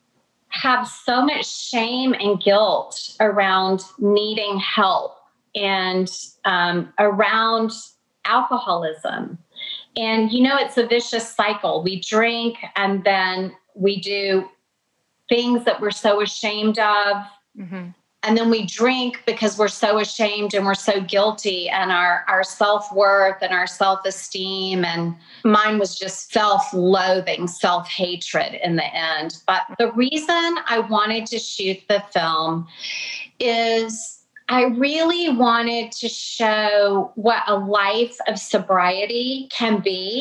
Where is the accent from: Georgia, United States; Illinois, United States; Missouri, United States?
Georgia, United States; Atlanta; I grew up in Atlanta, but I've got Kentucky roots